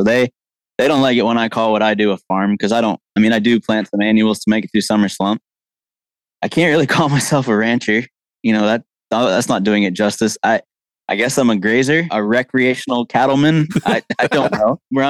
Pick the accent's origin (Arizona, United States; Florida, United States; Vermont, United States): Vermont, United States; now in North Carolina, United States; I grew up in Vermont, actually, on a cattle farm up there.